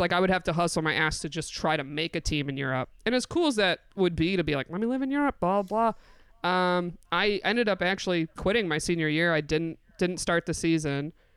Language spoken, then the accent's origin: English; Binghamton, New York, United States; moved away as an adult; also born or lived in Endwell, New York / Canton, New York; now in New York City, United States; I'm from Bingham to New York, specifically